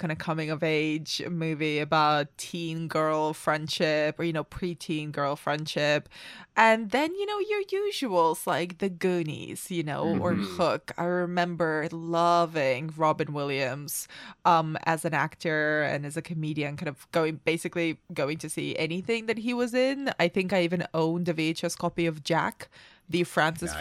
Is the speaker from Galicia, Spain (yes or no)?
no; Barcelona, Catalonia, Spain; I grew up in Barcelona